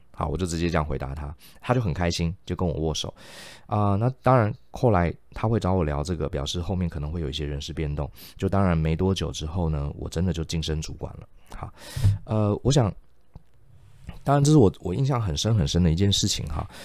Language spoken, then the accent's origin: Chinese; Taiwan; moved away; also born or lived in United States; 我们是台湾人